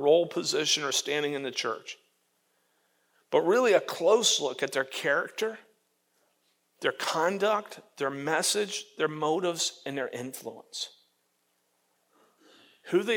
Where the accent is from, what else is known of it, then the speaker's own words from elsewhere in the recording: Florida, United States; When I was growing up in Florida, behind my parents' house, we had two orange trees